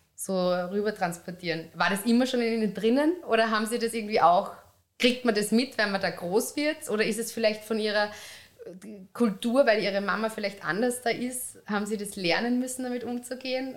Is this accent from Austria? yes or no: yes; Upper Austria, Austria; now in Vienna, Austria; Ich bin aus Oberösterreich